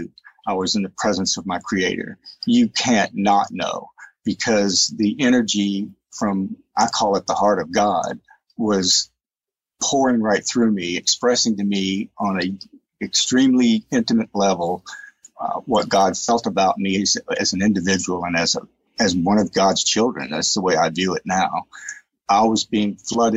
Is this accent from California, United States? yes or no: no; East Texas, United States; I grew up in East Texas, Southern Baptist, fundamentalist perspective